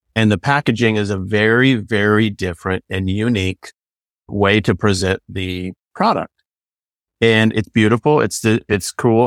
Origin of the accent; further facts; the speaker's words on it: California, United States; I'm from California.